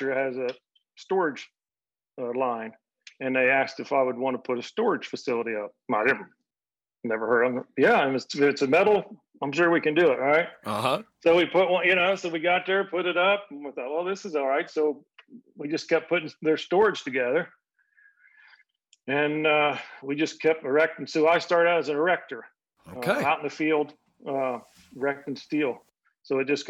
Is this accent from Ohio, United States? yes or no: yes; Ohio, United States; I'm from Ohio